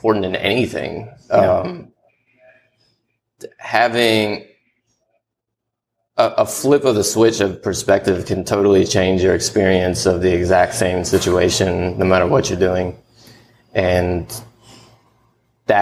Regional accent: Richmond, Virginia, United States; now in Atlanta, United States; when I moved here from Richmond, Virginia. That's where I grew up

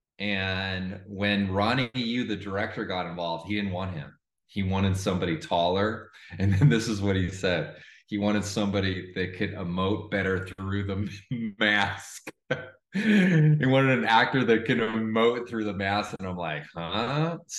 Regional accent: Los Angeles, California, United States; I'm from Los Angeles

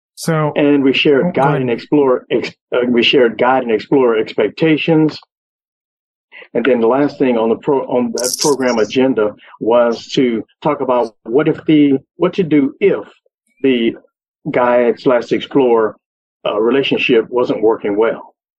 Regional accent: Beaumont, Texas, United States; I'm from Beaumont, Texas

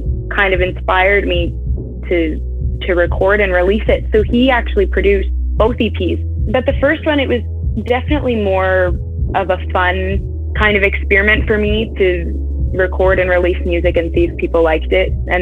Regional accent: Stratford, Ontario, Canada; I'm in Ontario, and I'm off at university right now, but I'm just a city away, so I've still been in Ontario my whole life

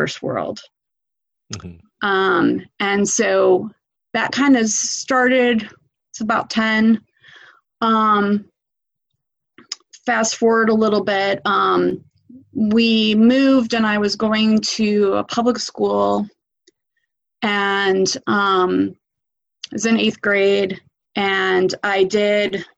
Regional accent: Chicago, Illinois, United States; now in Bexley, Ohio, United States; I grew up in Chicago

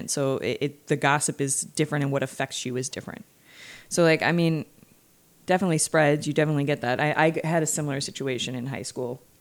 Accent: California, United States; Growing up in California, like that's very much what

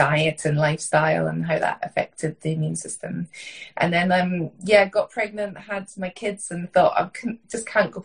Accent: Scotland, United Kingdom; I grew up in Scotland, in rural Scotland on a farm

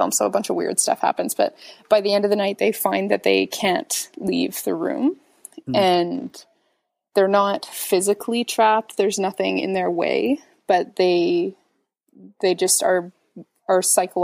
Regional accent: just outside of Victoria, British Columbia, Canada; now in Toronto, Canada; I grew up just outside of Victoria, and Victoria is not super small, but the community that I grew up in outside of Victoria is very small

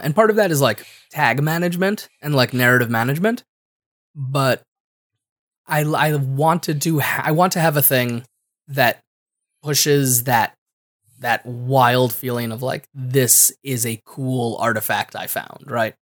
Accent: Connecticut, United States; I'm from Connecticut, and I don't say enough consonants in the middle of my words

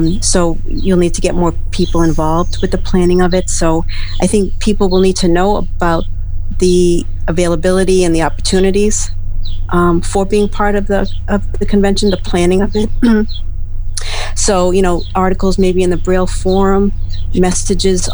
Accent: Massachusetts, United States; I'm from Massachusetts

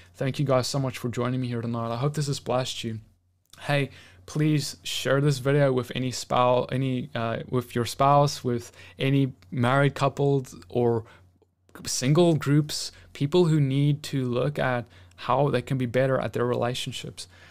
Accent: South Africa; now in United States; back in my home country

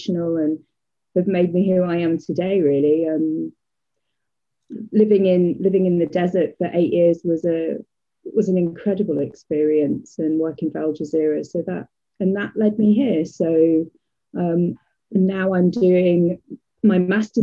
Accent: Leicester, East Midlands, United Kingdom; moved away as an adult; also born or lived in New Jersey, United States / Playa del Rey, California, United States; now in Jacksonville, United States; I am originally from Leicester in the UK

